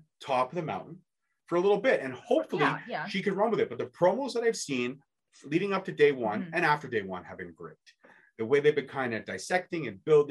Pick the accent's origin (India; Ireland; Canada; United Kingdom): Canada; being a Canadian